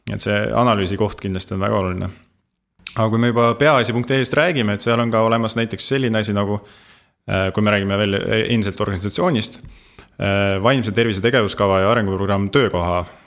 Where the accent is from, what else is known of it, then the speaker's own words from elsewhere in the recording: Estonia; oleme eestlased